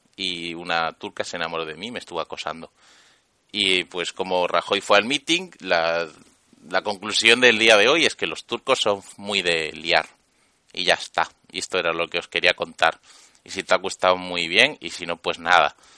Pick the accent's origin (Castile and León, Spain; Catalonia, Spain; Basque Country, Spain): Catalonia, Spain; also born or lived in Andalusia; Yo soy andaluz nacido en Cataluña